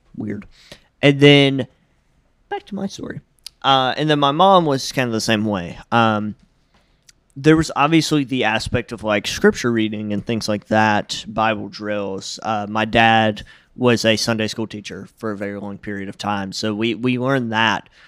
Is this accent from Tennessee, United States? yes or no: yes; Jackson, Tennessee, United States; I was the second baby born in my hospital in Jackson, Tennessee